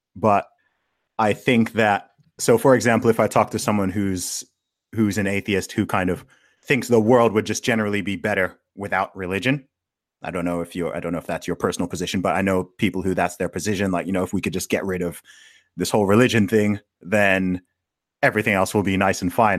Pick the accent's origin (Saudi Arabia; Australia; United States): Saudi Arabia; I grew up in Saudi Arabia, right? So I grew up obviously surrounded by Muslims